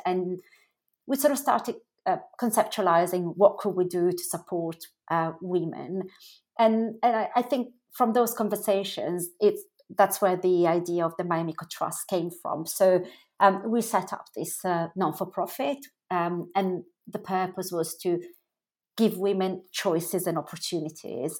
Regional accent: Milan, Lombardy, Italy; moved away as an adult; I grew up in Italy. So, I was born in Milan and I spent up until sort of the age of, um, about twenty in, in Italy.

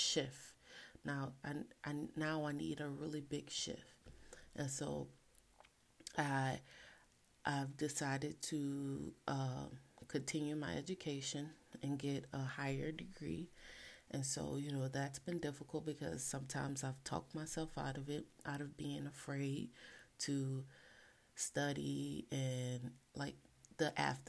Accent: New Orleans, Louisiana, United States; I am from the ultimate culinary experience type of place, New Orleans

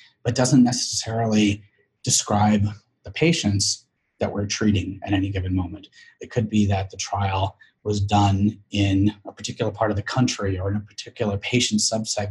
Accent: San Francisco, California, United States; I grew up in San Francisco

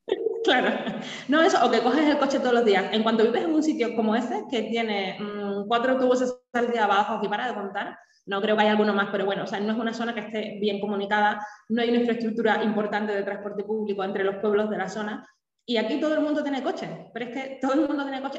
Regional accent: Cuba; born or raised there; now in Spain

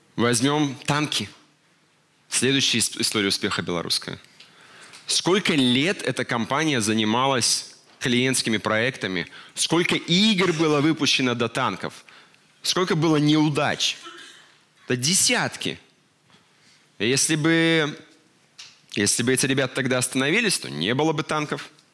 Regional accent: Belarus; мы, белорусы

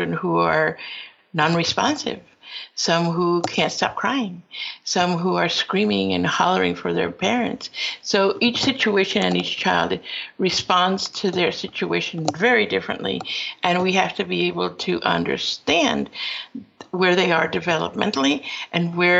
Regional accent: Peru; now in United States; I am from Peru, but my father was invited to this country and went to school at Cornell and returned to Peru where I was born, and then later on decided to come back to the United States

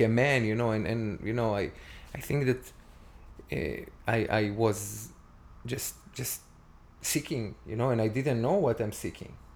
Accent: Tiberias, Northern District, Israel; moved away; i born and raised in israel and my hometown and that my my parents still there live there my brother it's called tiberias

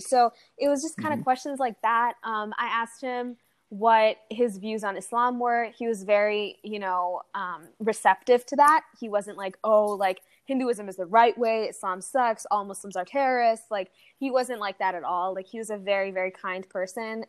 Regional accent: United States; also born or lived in Saudi Arabia; I came to the States when I was around eight years old

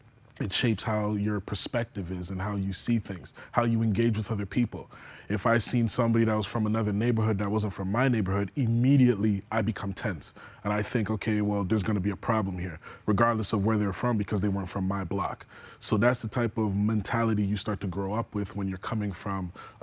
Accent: Toronto, Ontario, Canada; now in Hamilton, Canada; I grew up originally in Jane and Finch.

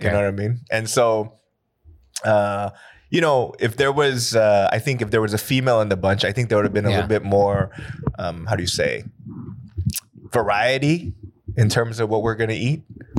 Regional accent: California, United States; moved away as an adult; now in Korea; I'm from California.

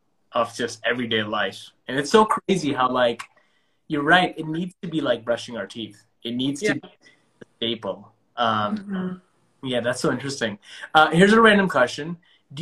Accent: India; I'm Indian, and it's being Indian.

